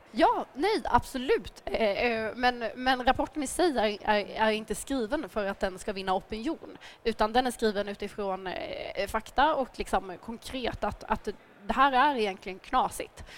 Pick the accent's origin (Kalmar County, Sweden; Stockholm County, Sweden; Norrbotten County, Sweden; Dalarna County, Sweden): Kalmar County, Sweden; Nybro; jag är här som hörs från Småland och hemma i min hemkommun i Nybro